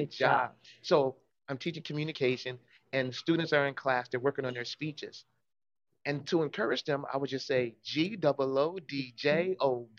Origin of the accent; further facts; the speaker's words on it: Chicago, Illinois, United States; now in Minnesota, United States; I'm from Chicago originally, but started my career in Minnesota.